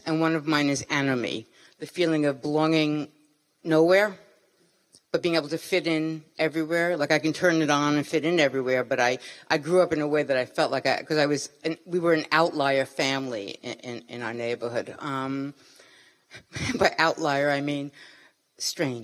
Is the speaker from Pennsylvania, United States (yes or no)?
no; New York City, New York, United States; I'm from Brooklyn.